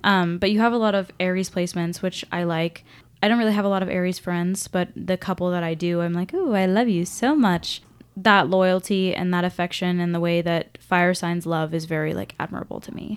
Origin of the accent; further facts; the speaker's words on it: Washington, United States; I'm from Washington